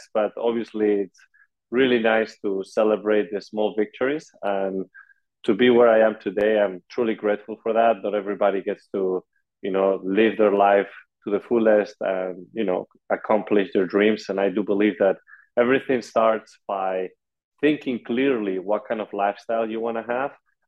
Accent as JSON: {"language": "English", "town": "Madrid", "region": "Community of Madrid", "country": "Spain", "moved": "as an adult", "lives_now": "United States", "said": "I come originally from Madrid, Spain"}